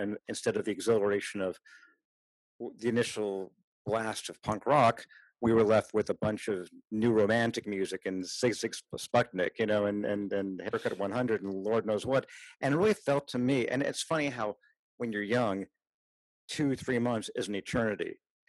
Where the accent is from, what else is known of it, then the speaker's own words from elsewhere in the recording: Los Angeles, California, United States; also born or lived in Davis, California; A kid born in a big city, born and raised in Los Angeles